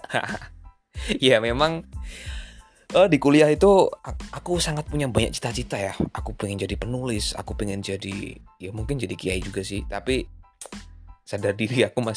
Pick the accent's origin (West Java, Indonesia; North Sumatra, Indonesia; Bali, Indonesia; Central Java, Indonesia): Central Java, Indonesia; Semarang; kalau di tempat di kota aku kan Semarang ya jadi aku seneng PSIS gitu kan